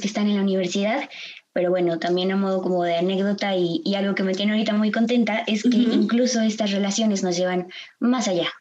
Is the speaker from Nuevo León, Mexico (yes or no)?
no; Guadalajara, Jalisco, Mexico; yo soy nacida y crecida aquí en Guadalajara